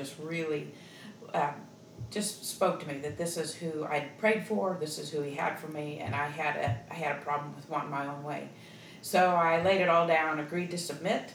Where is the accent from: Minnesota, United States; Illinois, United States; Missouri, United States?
Missouri, United States; Kansas City; moved away as an adult; now in Atlanta, United States; I was born and raised in Kansas City